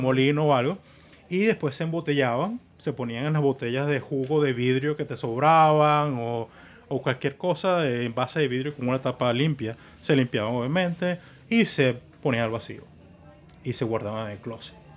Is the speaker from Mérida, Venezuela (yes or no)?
no; Puerto La Cruz, Anzoátegui, Venezuela; also born or lived in Margarita, Venezuela; now in Miami, United States; Nací en Margarita y muy joven nos vamos a Puerto La Cruz.